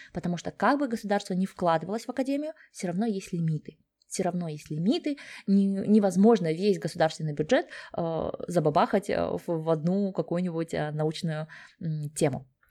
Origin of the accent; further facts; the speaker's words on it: Kazakhstan; moved away as an adult; also born or lived in Sweden; now in Germany; Я сама родом из Казахстана